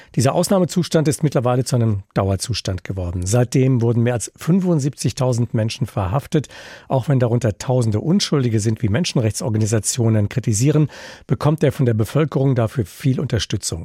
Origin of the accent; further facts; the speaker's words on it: Germany; bei uns in Deutschland